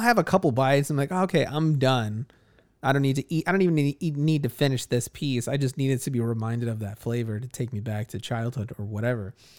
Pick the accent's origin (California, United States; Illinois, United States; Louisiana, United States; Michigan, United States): Illinois, United States; Chicago; I grew up in Chicago, so I've always been surrounded by massive swaths of people